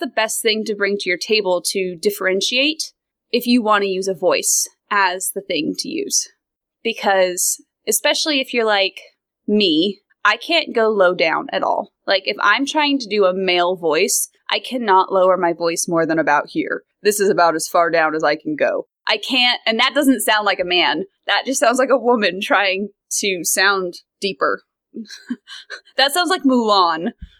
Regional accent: American West, United States; accent: American Western; American Western, which is this, what I have

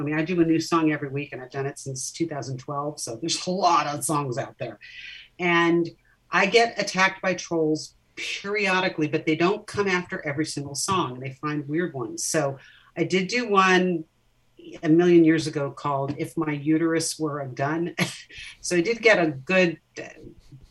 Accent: Orange County, California, United States; I grew up in Orange County, California.

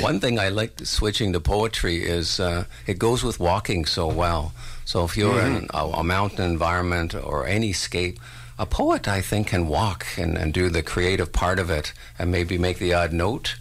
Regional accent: St. Catharines, Ontario, Canada; moved away; this town of Port Dalhousie is where I grew up in Ontario

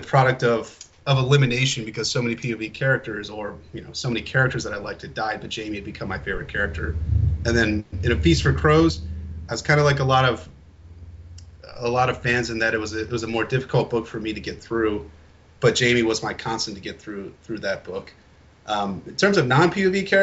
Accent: Baltimore, Maryland, United States; I'm from Baltimore originally

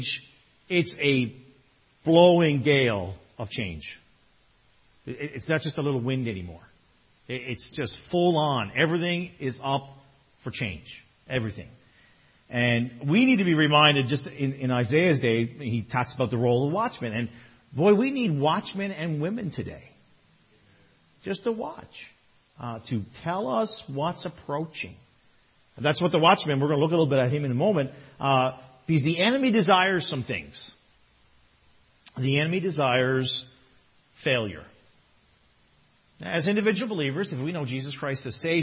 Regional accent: Newfoundland and Labrador, Canada; now in Toronto area, Canada; I'm from Newfoundland.

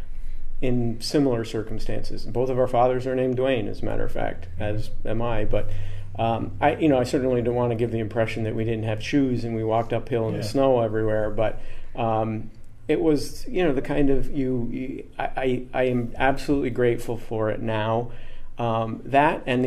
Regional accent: Massena, New York, United States; moved away as an adult; also born or lived in New Hampshire; now in Rochester, United States; I grew up in a town called Messina, and it's at the very, very top of the state.

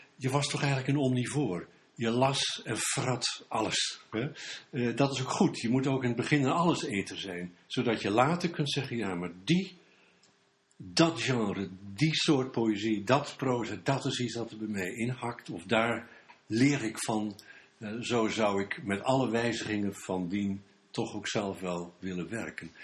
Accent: Bergen, North Holland, Netherlands; ik kom uit Bergen, Noord-Holland

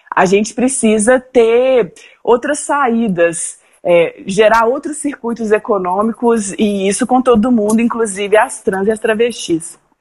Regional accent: Belo Horizonte, Minas Gerais, Brazil; Eu sou de Belo Horizonte, Minas Gerais, tenho 34 anos

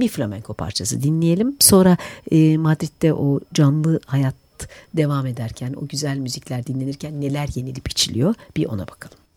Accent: Turkey

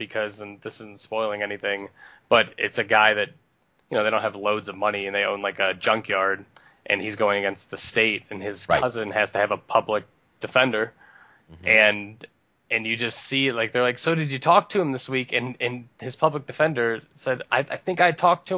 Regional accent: north of Akron, Ohio, United States; also born or lived in Cleveland; now in Detroit area, United States; I grew up in Ohio, just north of Akron, just about 10 minutes north of Akron

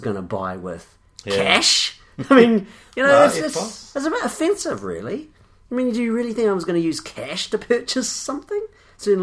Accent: New Zealand; as a New Zealander

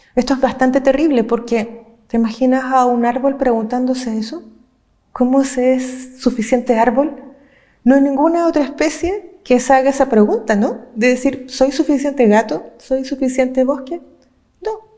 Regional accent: Chile; yo vengo de Chile, no del pueblo mapuche

